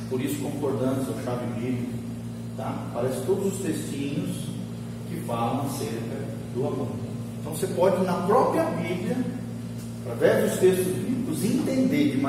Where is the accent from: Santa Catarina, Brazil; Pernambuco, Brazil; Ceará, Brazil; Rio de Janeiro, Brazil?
Santa Catarina, Brazil; moved away; Primeira vez que eu ministro na minha cidade natal.